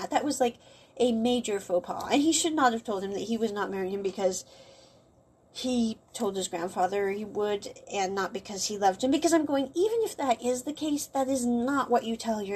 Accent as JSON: {"language": "English", "country": "United States", "moved": "yes", "said": "the U.S., for example, where I came from."}